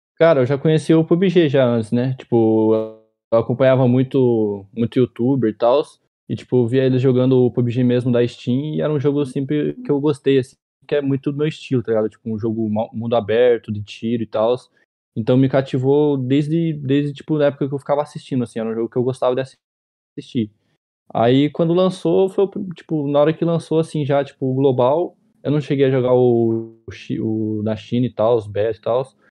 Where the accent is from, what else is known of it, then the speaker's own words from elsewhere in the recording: Ponta Grossa, Paraná, Brazil; Tenho 21 anos e eu sou de Ponta Grossa, Paraná